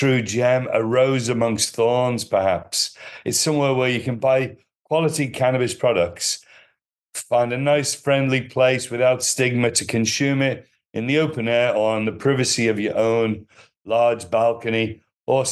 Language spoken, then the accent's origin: English; Liverpool, North West England, United Kingdom; moved away as an adult; also born or lived in Canary Islands / Europe / Thailand; now in Koh Samui, Thailand; originally I'm from Liverpool, England, in the UK.